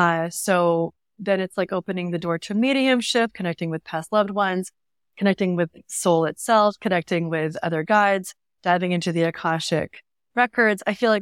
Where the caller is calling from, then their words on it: San Diego, California, United States; I'm in North County, San Diego.